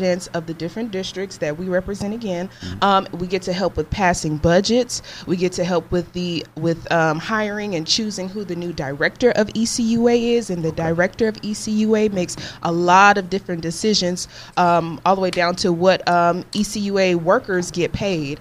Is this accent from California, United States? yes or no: no; Jacksonville, Florida, United States; moved away as an adult; also born or lived in Pensacola, Florida; I'm actually from Jacksonville, Florida